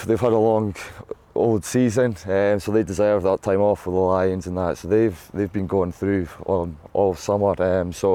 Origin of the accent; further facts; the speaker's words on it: Scotland, United Kingdom; As being a Scottish boy, I grew up